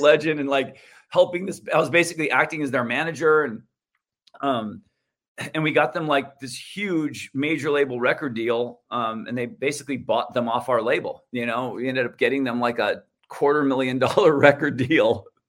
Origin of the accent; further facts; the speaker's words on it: Santa Barbara, California, United States; community college in my hometown in Santa Barbara.